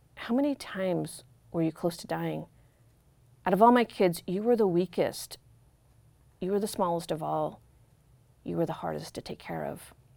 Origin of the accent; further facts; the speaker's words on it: Corvallis, Oregon, United States; I grew up in our cul-de-sac in Corvallis, riding my banana seat bike